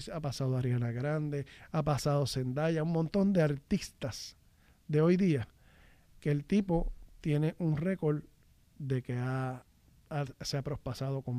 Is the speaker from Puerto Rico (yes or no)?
yes; Puerto Rico; O sea que porque yo soy la, yo soy este